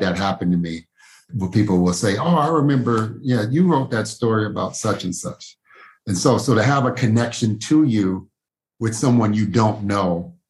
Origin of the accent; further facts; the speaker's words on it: Louisville, Kentucky, United States; I grew up in Smoketown neighborhood here in Louisville